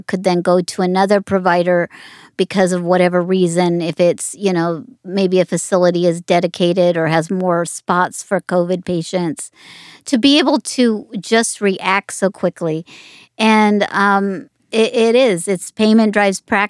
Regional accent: Las Vegas, Nevada, United States; I grew up in Las Vegas.

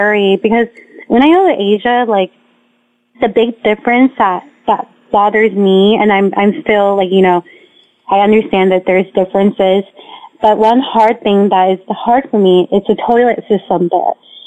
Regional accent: United States; I'm actually an American

